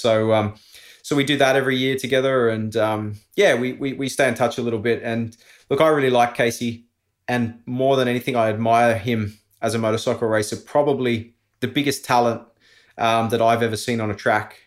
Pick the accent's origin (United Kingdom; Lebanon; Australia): Australia; moved away as an adult; also born or lived in Andorra; being an Aussie, living overseas. I was always gonna come back here.